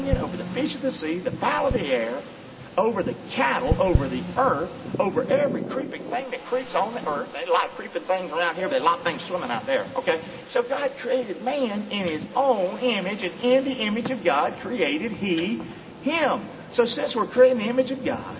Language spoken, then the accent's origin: English; Rockingham, North Carolina, United States; moved away as an adult; also born or lived in Lemon Bay area, Florida; now in Englewood, United States; I'm from Rockingham, of course, and all that stuff, North Carolina. But I came here as a young man